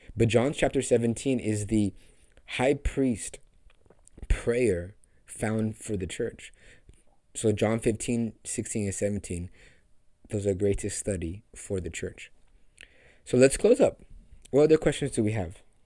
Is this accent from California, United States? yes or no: yes; Los Angeles, California, United States; Hollywood, which is my hometown, the land that I'm called